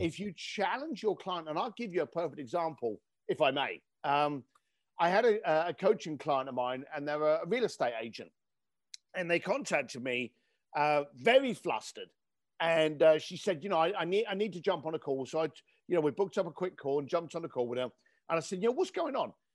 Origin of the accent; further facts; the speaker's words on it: London, United Kingdom; moved away; I grew up in East London